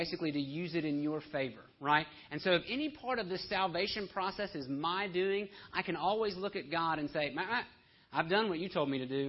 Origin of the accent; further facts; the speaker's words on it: Homewood, Alabama, United States; I'm from Homewood, Alabama